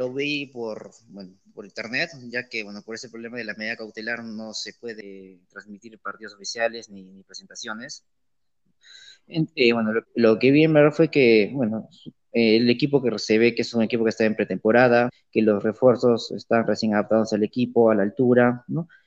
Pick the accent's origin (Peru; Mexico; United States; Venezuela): Peru; Arequipa; Como buen arequipeño.